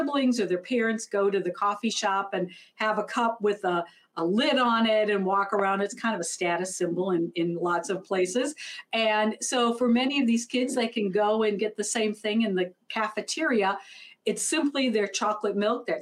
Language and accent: English; Minnesota, United States; I'm from Minnesota, I live in Minneapolis